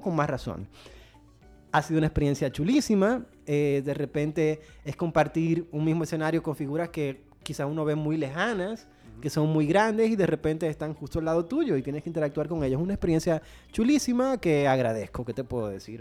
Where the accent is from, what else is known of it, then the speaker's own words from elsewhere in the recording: Dominican Republic; Soy dominicano, nací aquí, he vivido toda mi vida aquí